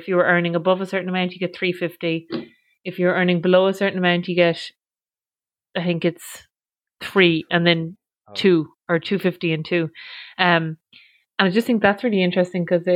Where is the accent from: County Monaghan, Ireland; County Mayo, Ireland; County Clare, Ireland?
County Mayo, Ireland; Achill Island; I'm from Achill Island